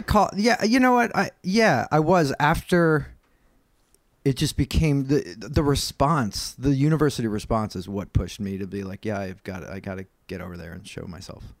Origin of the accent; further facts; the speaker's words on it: New York, United States; I'm from New York and not, I'm from the United States